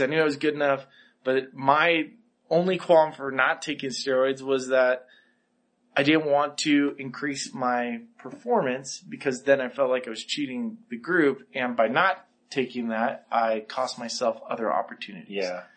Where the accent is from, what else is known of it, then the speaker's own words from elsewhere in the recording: Santa Barbara, California, United States; I came from Santa Barbara